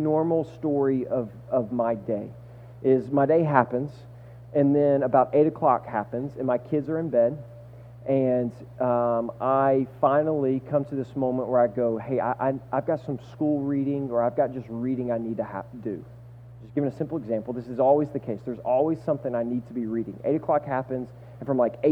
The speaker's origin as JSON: {"language": "English", "region": "the South", "country": "United States", "moved": "yes", "said": "I'm from the South, and I'm 6'6\", and I played basketball my entire life"}